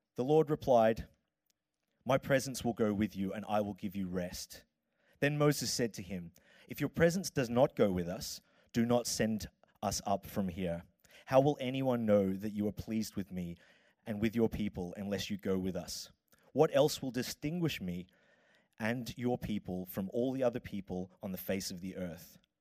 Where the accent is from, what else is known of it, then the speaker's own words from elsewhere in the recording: Melbourne, Victoria, Australia; accent: Australian; now in Copenhagen, Denmark; I am from Australia, uh, hence the accent, and I am from uh, Melbourne